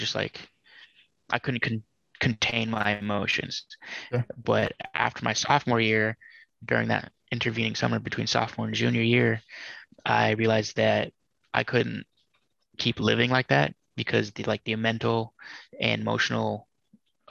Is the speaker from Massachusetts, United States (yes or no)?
yes; Massachusetts, United States; moved away as an adult; leave the state I was born in Massachusetts